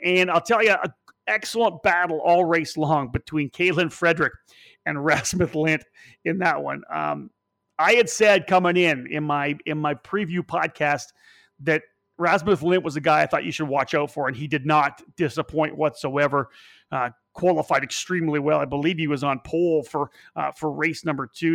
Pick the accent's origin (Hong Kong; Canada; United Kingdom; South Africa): Canada; also born or lived in near Toronto; a Canadian who lives but an hour outside of Toronto